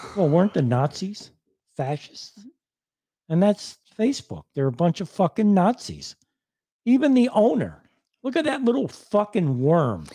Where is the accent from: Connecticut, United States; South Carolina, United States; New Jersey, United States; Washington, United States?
Connecticut, United States; Greenwich; also born or lived in Hartford; I was born in Greenwich